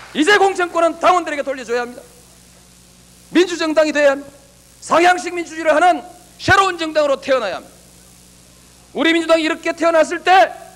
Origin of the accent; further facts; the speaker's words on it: Yeongnam, South Korea; 내 고향 영남을 버린 일도 없습니다